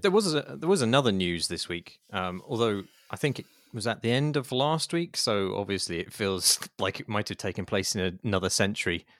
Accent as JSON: {"language": "English", "country": "United Kingdom", "said": "as a Brit"}